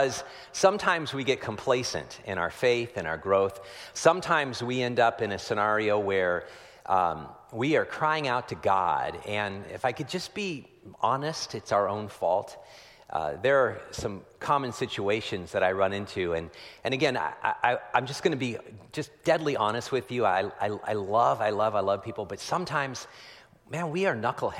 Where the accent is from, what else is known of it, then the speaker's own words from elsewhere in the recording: Petaluma, California, United States; I was down yesterday in my hometown of Petaluma, California